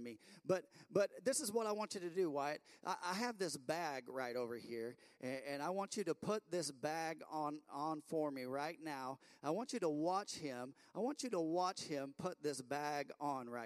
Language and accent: English; Bedford, Indiana, United States; We're from Bedford, Indiana